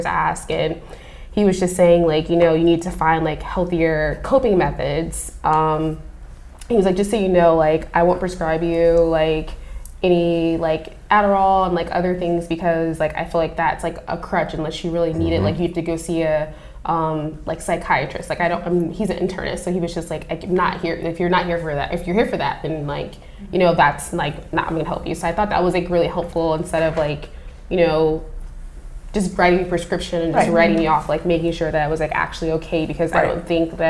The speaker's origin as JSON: {"language": "English", "region": "Midwest", "country": "United States", "said": "I'm from the Midwest"}